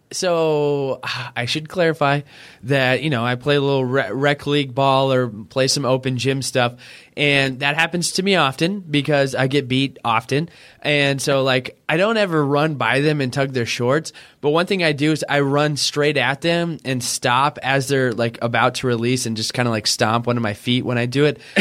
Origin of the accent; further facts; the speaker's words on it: Oklahoma, United States; I grew up in Oklahoma